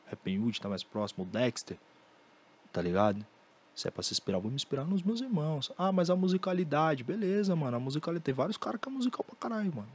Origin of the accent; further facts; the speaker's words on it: Brazil; Eu, sendo brasileiro